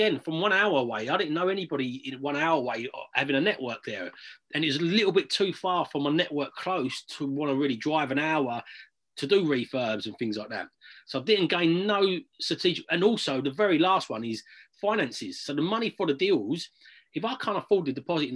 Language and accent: English; United Kingdom; also born or lived in London; I was born in London, but from the age of about six, I grew up in a little village just out on the outskirts